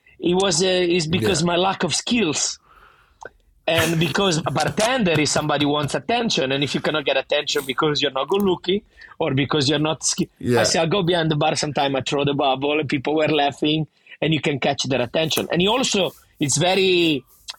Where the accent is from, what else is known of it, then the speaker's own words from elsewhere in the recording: Vernazza, Liguria, Italy; accent: thick Italian; English is a second language; moved away as an adult; now in Sydney, Australia; every summer when I was in my hometown in Vernazza